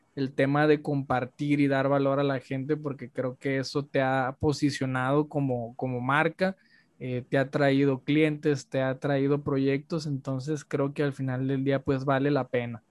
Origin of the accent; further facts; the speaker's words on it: Culiacán, Sinaloa, Mexico; yo soy de Culiacán.